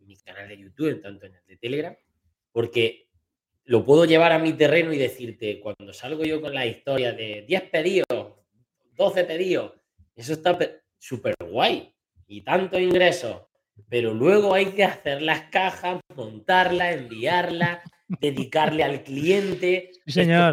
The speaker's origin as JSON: {"language": "Spanish", "area": "Sierra de Segura", "region": "Andalusia", "country": "Spain", "said": "aquí en mi pueblo"}